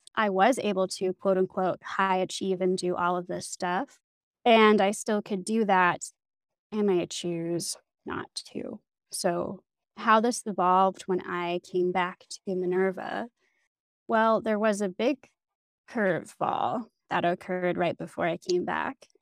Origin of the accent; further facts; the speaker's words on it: Canada; moved away as an adult; now in Berlin, Germany; I grew up in Canada